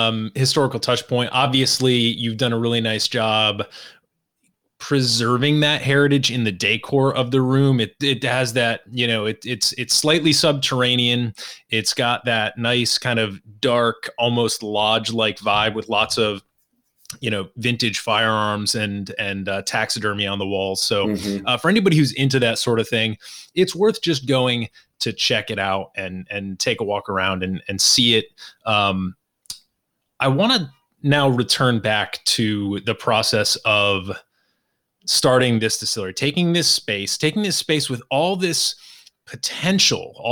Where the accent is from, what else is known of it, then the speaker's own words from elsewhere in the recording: Massachusetts, United States; now in Washington, D.C., United States; When I grew up in Massachusetts, we always went to Maine and those beaches